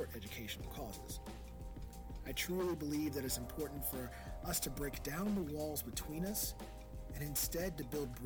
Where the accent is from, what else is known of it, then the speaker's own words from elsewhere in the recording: Louisville, Kentucky, United States; I grew up in poverty in Louisville, Kentucky, and I was raised by my grandmother